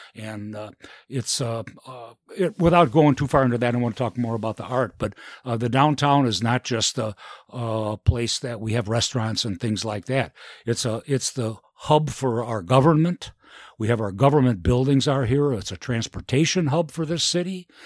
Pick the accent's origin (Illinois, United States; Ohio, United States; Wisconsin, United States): Illinois, United States; Elgin; I was born and raised in Elgin and, uh, grew up here